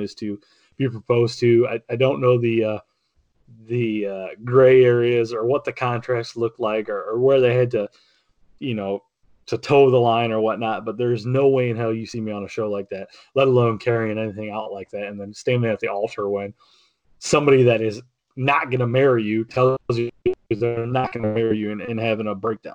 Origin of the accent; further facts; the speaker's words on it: United States; I grew up on Lake Erie